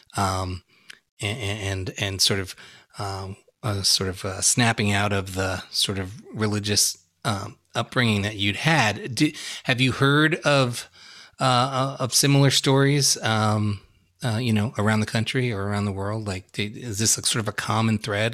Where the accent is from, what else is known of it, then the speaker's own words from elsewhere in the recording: New York, United States; growing up in New York